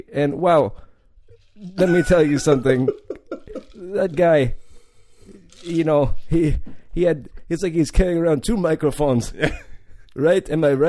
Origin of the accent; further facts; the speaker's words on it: Seattle, Washington, United States; I am from Seattle, and we are famous for our fish market.